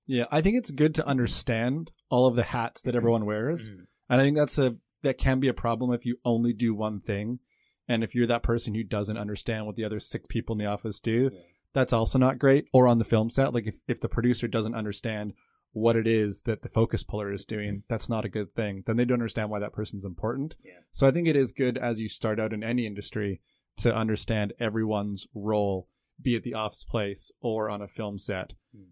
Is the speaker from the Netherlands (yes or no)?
no; Canada; moved away as an adult; now in Taiwan; I'm a Canadian born cinematographer, director, producer. I came to Taiwan when I was 20 years old